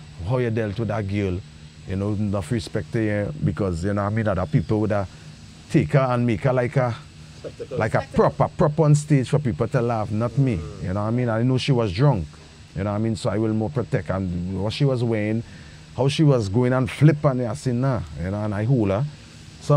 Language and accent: English; Trinidad & Tobago; in Trinidad, I remember my grandmama had a lamp called Home Sweet Home.